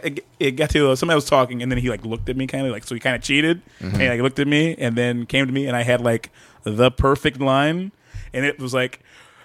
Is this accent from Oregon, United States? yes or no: no; Detroit, Michigan, United States; also born or lived in Ghana; I grew up in Detroit. I'm from Detroit.